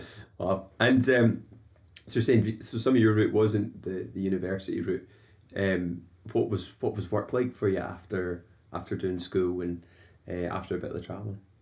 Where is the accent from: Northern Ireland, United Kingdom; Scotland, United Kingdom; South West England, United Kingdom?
Scotland, United Kingdom